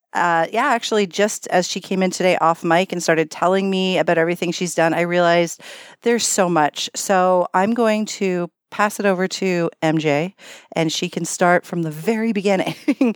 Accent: Canada; we're Canadian

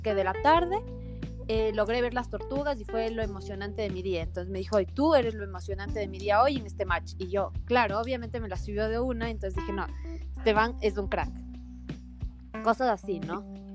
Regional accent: Ecuador; Nosotros no tenemos acento, según nosotros, según los ecuatorianos

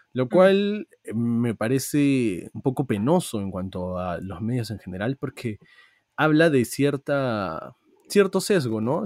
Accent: Peru; como peruanos hemos tenido que votar el día de hoy

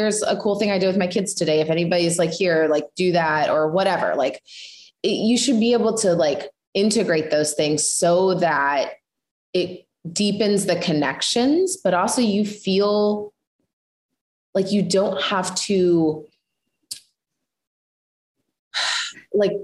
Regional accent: Midwest, United States; I come from the Midwest

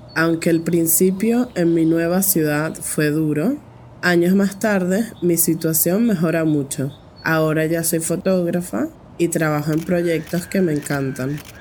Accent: Caracas, Capital District, Venezuela; soy de Caracas, la capital de Venezuela

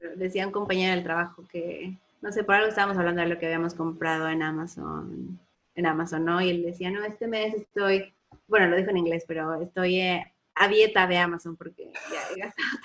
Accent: Mexico; moved away as an adult; salí de México y fui a estudiar al extranjero y aunque mis papás me estaban manteniendo

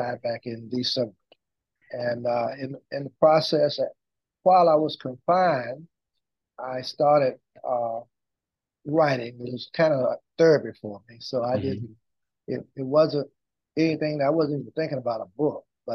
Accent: Louisburg, North Carolina, United States; we had an office in Henderson and an office in Lewisburg, which is my hometown

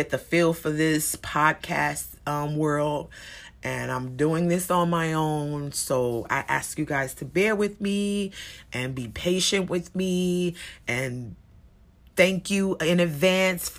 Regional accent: United States; we as Americans

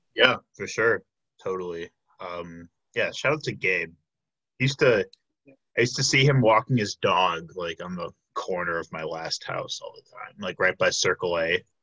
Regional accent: Chicago, Illinois, United States; moved away as an adult; now in Milwaukee, United States; I am originally from the Chicago area, but I came up here

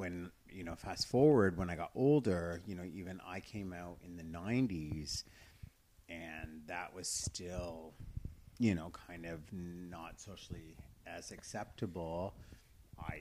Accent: Brantford, Ontario, Canada; also born or lived in Victoria, British Columbia; I grew up in Ontario. Okay. Just outside of Toronto, Brantford.

